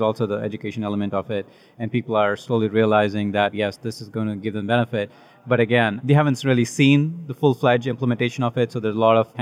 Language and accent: English; India; Originally, I'm from India